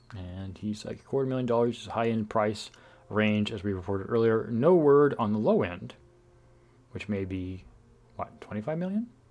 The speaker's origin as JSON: {"language": "English", "town": "Bakersfield", "region": "California", "country": "United States", "tie": "born or raised there", "moved": "yes", "lives_now": "Northern California, United States", "said": "I grew up in Bakersfield. I'm a Central Valley guy."}